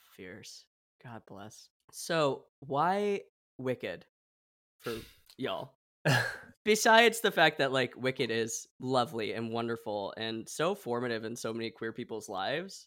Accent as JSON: {"language": "English", "region": "Oregon", "country": "United States", "tie": "born or raised there", "moved": "yes", "said": "I grew up in Oregon"}